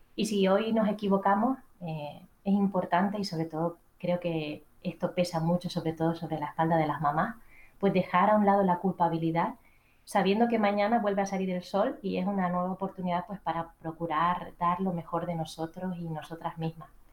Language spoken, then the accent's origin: Spanish; Canary Islands, Spain; accent: Canarian; moved away as an adult; now in Madrid, Spain; antes de dejar mis queridas Islas Canarias, mi acento me delata